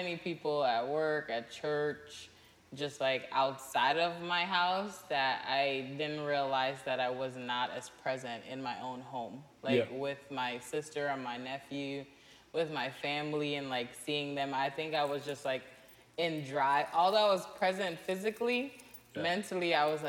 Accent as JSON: {"language": "English", "country": "Guyana", "moved": "yes", "lives_now": "Charlotte, United States", "said": "Cringe. I'm from Guyana."}